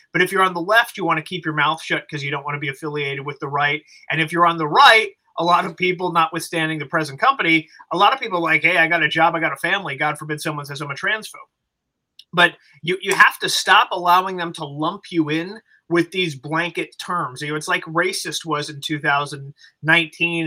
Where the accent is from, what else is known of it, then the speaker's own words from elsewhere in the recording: Los Angeles, California, United States; I come from Los Angeles.